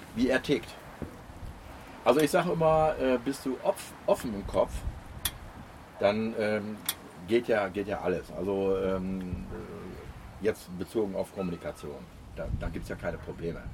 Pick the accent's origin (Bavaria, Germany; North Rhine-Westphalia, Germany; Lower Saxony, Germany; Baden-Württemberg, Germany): Lower Saxony, Germany; Osnabrück; ich bin ja komme auch aus der Gegend von Osnabrück